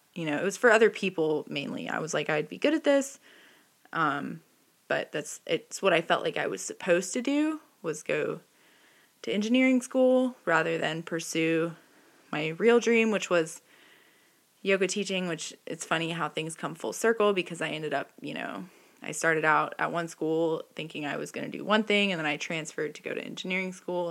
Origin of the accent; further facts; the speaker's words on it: the Bible Belt, the South, United States; I grew up in the Bible Belt with a father in recovery